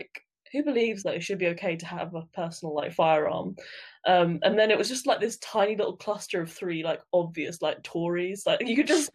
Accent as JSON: {"language": "English", "country": "United Kingdom", "said": "being British"}